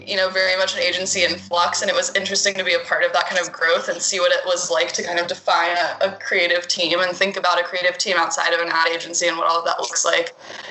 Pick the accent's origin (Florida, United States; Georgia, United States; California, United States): Georgia, United States; Atlanta; moved away as an adult; also born or lived in Brooklyn, New York; now in New York, United States; I'm originally from Atlanta